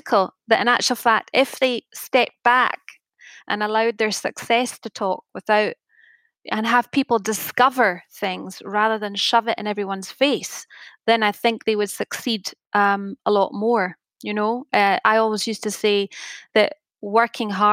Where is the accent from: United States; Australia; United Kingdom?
United Kingdom; Scotland; being Scottish